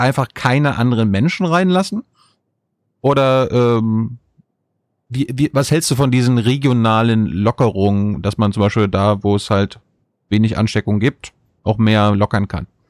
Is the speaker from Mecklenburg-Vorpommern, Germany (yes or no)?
yes; Mecklenburg-Vorpommern, Germany; ich komme aus Mecklenburg-Vorpommern